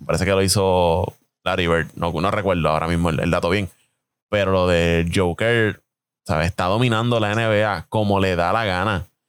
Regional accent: Puerto Rico; como buenos puertorriqueños que somos

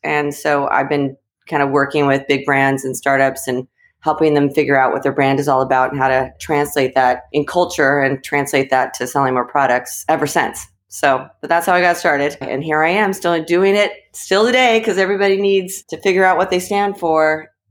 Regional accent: Southern California, United States; moved away; also born or lived in New York; I grew up in Southern California, right by a very fancy mall.

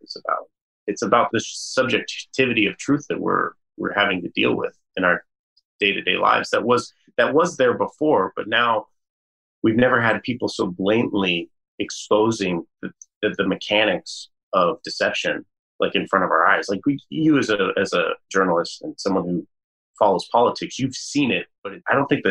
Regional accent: Colorado, United States; growing up in Colorado

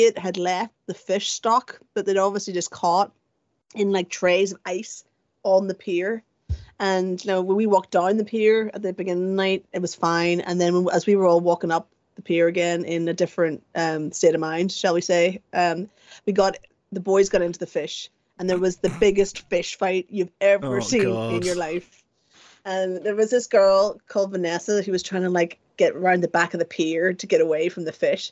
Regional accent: Bangor, Northern Ireland, United Kingdom; accent: Northern Irish; moved away as an adult; now in London, United Kingdom; I'm from Bangor

